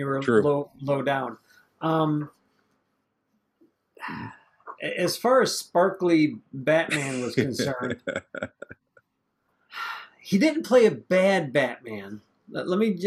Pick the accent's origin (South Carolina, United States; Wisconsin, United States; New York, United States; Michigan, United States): Michigan, United States; Detroit; Me growing up in Detroit